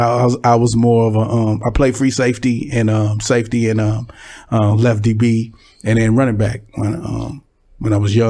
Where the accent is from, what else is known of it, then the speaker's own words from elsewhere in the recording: Pomona, California, United States; also born or lived in Dallas, Texas / Los Angeles, California; I was raised, I'm born in Dallas. I moved to California when I was really, really young, about 8-9 years old, and I grew up in Pomona, California.